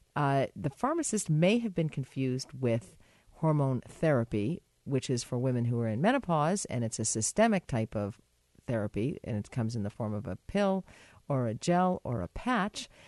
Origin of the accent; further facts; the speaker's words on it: United States; moved away; my home country